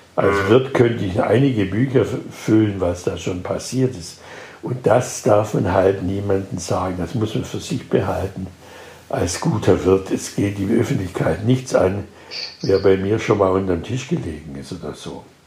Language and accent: German; Schwäbisch Gmünd, Baden-Württemberg, Germany; ich komme aus einer katholischen Stadt, Schwäbisch Gmünd